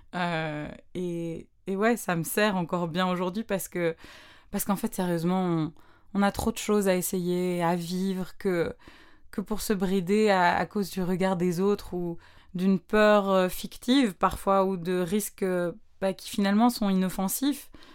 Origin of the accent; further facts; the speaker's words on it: Brussels, Brussels-Capital Region, Belgium; vers plus ou moins 9 ans, 9-10 ans, je sais plus trop, je rejoignais ben, dans une autre école à Bruxelles un cours de chant